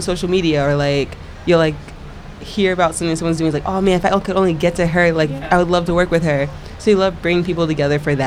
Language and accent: English; Long Island, New York, United States; both of us, we grew up out on Long Island, so, like, not in the city